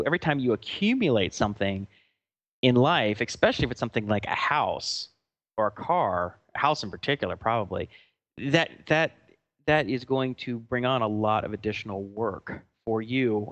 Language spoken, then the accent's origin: English; Atlanta, Georgia, United States; moved away; we're from Atlanta